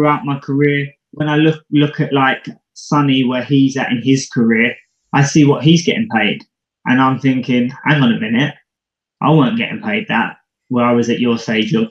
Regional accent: United Kingdom; Being British

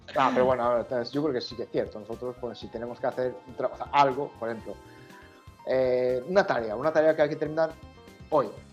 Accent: Japan; Spanish is a second language; now in Spain; yo soy japonés

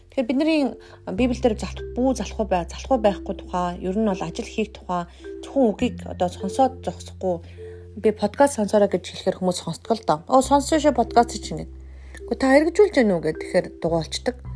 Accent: Mongolia; moved away as an adult; also born or lived in South Korea

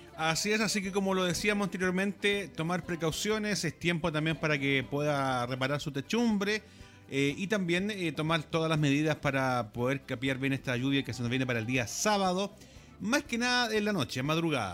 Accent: Chile; hablemos como chileno

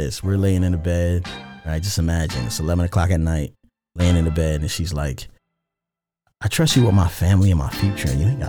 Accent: Randallstown, Maryland, United States; So the Baltimore County. So I'm from a town called Randallstown.

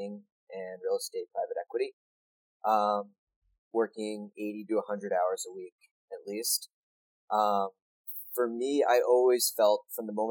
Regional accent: 20 minutes outside New York City, United States; Growing up in New York, 20 minutes outside New York City, there were probably 5 bagel shops that were 5 minutes from my house

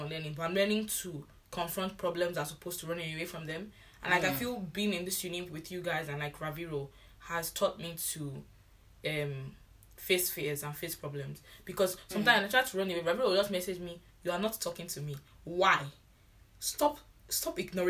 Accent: Nigeria; moved away; I'm the Nigerian I hate

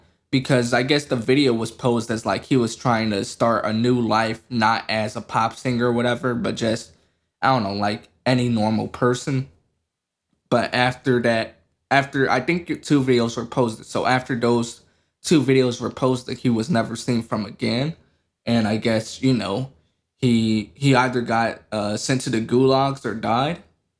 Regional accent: United States; You can't fault me for being American.

